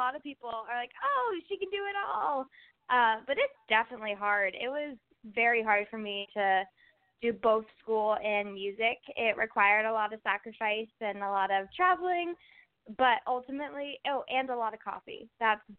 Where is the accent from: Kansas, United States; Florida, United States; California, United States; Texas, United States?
California, United States; I'm from California.